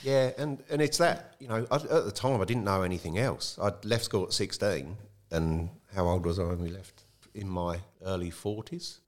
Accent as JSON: {"language": "English", "area": "Kent", "region": "South East England", "country": "United Kingdom", "tie": "born or raised there", "also_born_or_lived": "London", "moved": "as an adult", "lives_now": "Tumby Bay, Australia", "said": "I grew up in Kent, in the south of England, which is very close to London"}